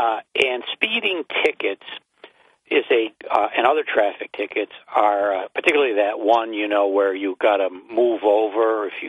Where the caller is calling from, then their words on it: Binghamton, New York, United States; Calling from Binghamton.